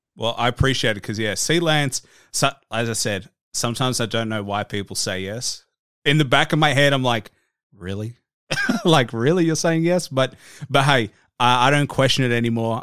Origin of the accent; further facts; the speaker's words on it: Australia; I'm just an Aussie guy down in Australia, like, a world away